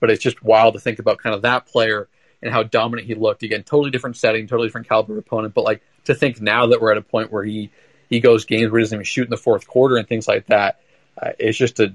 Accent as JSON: {"language": "English", "town": "Portland", "region": "Oregon", "country": "United States", "tie": "born or raised there", "said": "I'm from Portland, and there's a big tournament over the Christmas, kind of the winter break, called the Les Schwab Invite"}